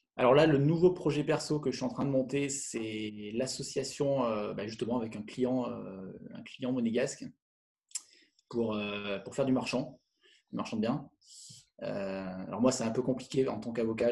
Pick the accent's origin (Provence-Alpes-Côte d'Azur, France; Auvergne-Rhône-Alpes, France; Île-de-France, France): Auvergne-Rhône-Alpes, France; Le Puy-en-Velay; now in Lyon, France; je suis originaire du Puy-en-Velay, en Haute-Loire.